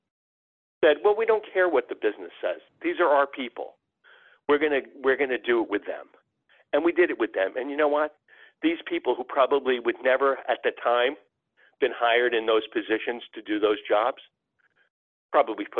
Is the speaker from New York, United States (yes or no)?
yes; New York area, United States; My father took me to Madison Square Garden when I was a boy and growing up in New York area